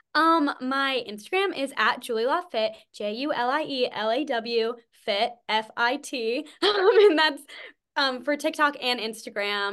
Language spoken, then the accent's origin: English; New England, United States; from New England